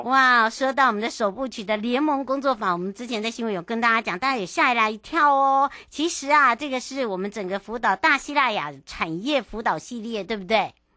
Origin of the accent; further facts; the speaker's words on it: East Rift Valley, eastern Taiwan, Taiwan; moved away; 跟着…呢，要回到了我的故乡。那当然，这一次的徐行纵谷呢